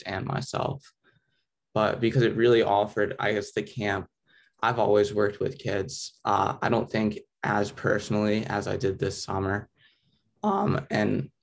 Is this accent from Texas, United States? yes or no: no; Virginia Beach, Virginia, United States; I grew up in Virginia Beach. I've lived here my whole life